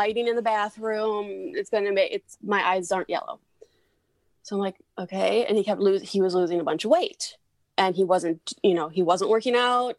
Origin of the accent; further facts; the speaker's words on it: southern Wisconsin, United States; so I am actually from Southern Wisconsin. Grew up in Southern Wisconsin.